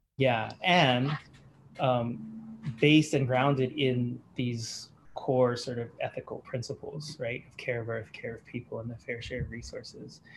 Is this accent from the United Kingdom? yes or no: no; Australia; moved away; also born or lived in Hawaii; my teenage years, I grew up in Australia